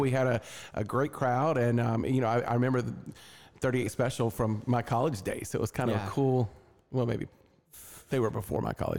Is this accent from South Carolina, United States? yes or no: yes; South Carolina, United States; moved away as an adult; also born or lived in Las Vegas, Nevada; now in Augusta, United States; I was originally from South Carolina.